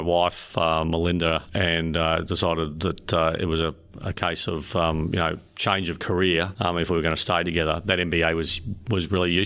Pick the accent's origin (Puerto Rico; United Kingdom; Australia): Australia; Melbourne, Victoria; moved away as an adult; now in South Australia, Australia; born and raised in Melbourne and then joined the Air Force straight out of school